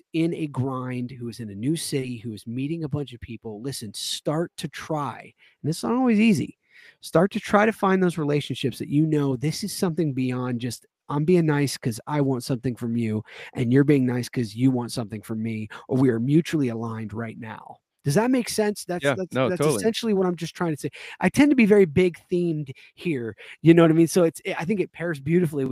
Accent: the South, United States; this is coming from a Southern boy. I mean, I was born and raised in the South.

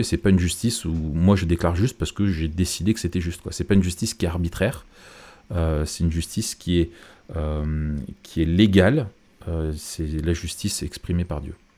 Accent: France; chez nous en France, dans notre pays

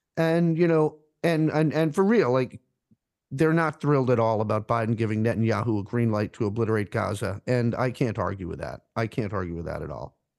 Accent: Rhode Island, United States; now in Philadelphia, United States; I'm from Rhode Island originally, and I have friends back there

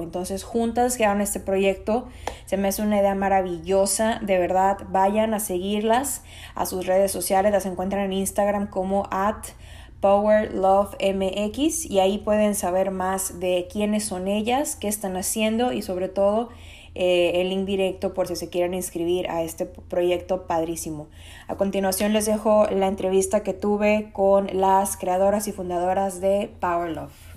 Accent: Mexico; Soy mexicana

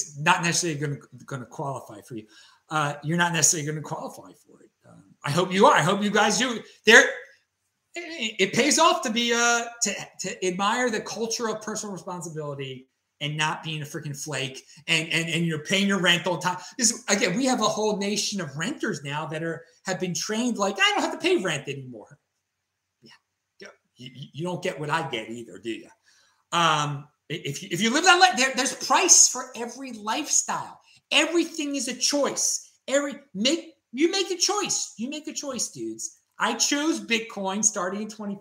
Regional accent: Baltimore, Maryland, United States; Growing up on the East Coast in Baltimore, Maryland, in my culture

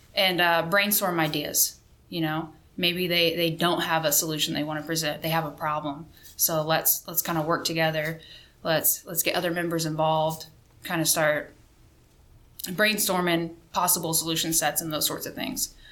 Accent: Missouri, United States; moved away as an adult; also born or lived in Spain; now in Fairchild Air Force Base, Washington, United States; I am originally from Missouri

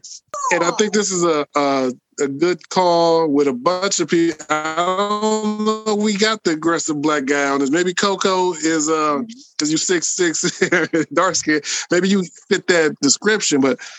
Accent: the North, United States; I'm from the North.

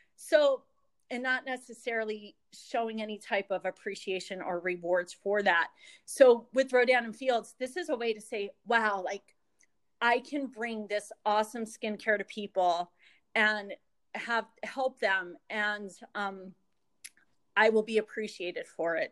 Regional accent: Jenkins Township, Pennsylvania, United States; also born or lived in Philadelphia; I am from Northeast Pennsylvania, a little area called Jenkins Township, which is about two hours north of Philadelphia. And um, I've lived basically in this area my whole life

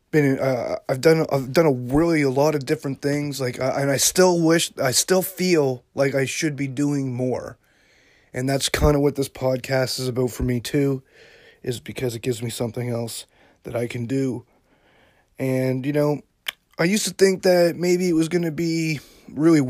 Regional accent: Yarmouth, Nova Scotia, Canada; also born or lived in Halifax, Nova Scotia; I grew up in Yarmouth, Nova Scotia, which is about 4 hours from Halifax.

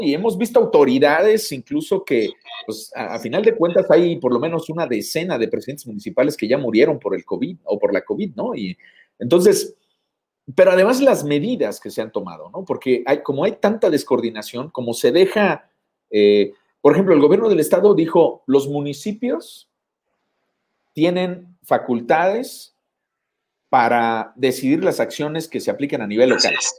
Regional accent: Cuernavaca, Morelos, Mexico; yo nací aquí en Morelos, en Cuernavaca

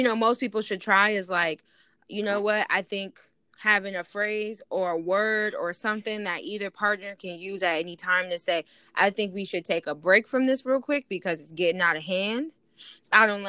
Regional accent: Buffalo, New York, United States; I'm from New York

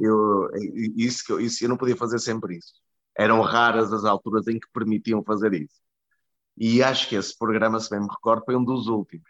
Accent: Porto, Norte, Portugal; moved away as an adult; also born or lived in Budapest / Lisbon; o Porto é onde eu nasci, é onde, estão, onde estão os meus amigos, onde estão os meus pais, onde está a minha família.

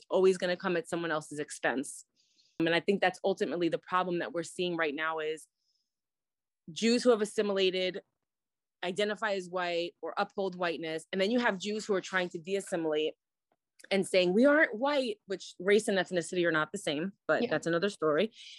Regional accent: New York City, New York, United States; So I didn't grow up in that New York City community. I grew up in Brooklyn, more like in neighborhoods that were non-Jewish, Black and Brown, and Ashkenazi Hasidim.

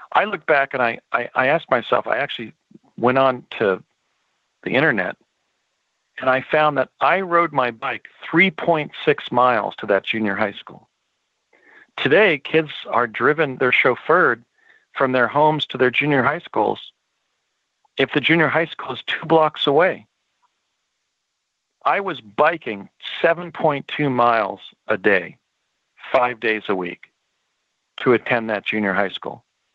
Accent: United States; We grew up in the United States at a time when there were still fields and woodlands near our homes.

